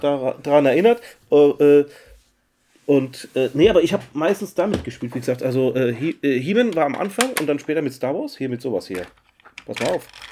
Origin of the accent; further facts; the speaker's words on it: Mannheim, Baden-Württemberg, Germany; bei uns in Mannheim